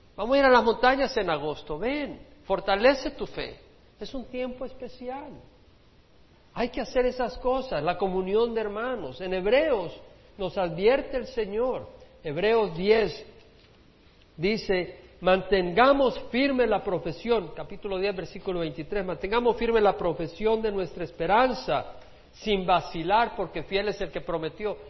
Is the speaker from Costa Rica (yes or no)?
no; El Salvador; como decimos en El Salvador